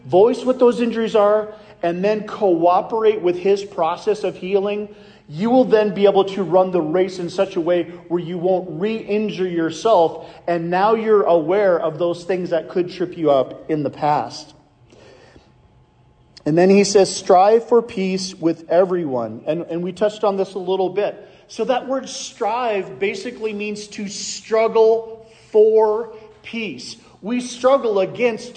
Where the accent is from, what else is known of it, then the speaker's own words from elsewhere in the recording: Iowa, United States; I'm from Iowa